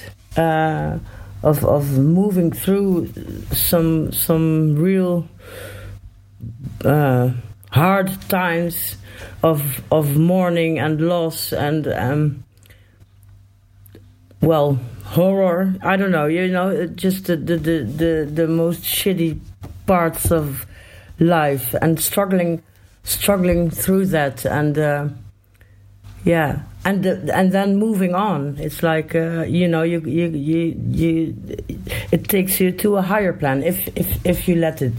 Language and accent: English; Eindhoven, North Brabant, Netherlands; I live in Eindhoven. It's like a 20-minute drive from Tilburg